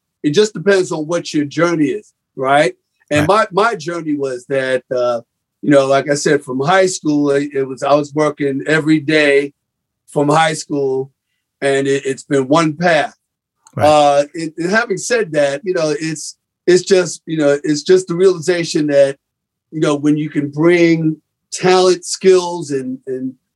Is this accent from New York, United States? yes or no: yes; New York, United States; I was raised in the Grant Projects, right down the block from Columbia University